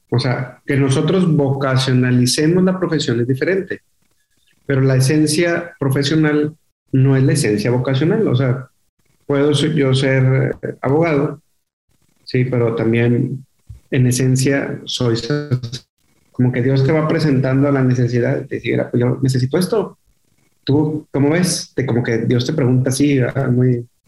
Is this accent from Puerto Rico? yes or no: no; Monterrey, Nuevo León, Mexico; yo nací aquí en Monterrey, te digo, eh, y toda la vida estuve viviendo en, la colonia Mitras Norte